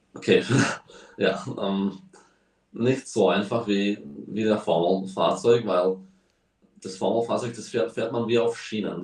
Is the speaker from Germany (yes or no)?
no; Slovakia; also born or lived in Spain; sind wir hierher gezogen, weil der Slowakia-Ring bei uns in der Slowakei eröffnet hat